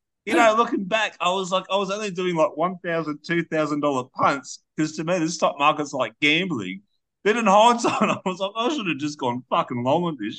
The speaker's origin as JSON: {"language": "English", "country": "Australia", "said": "I do generally wonder as an Australian"}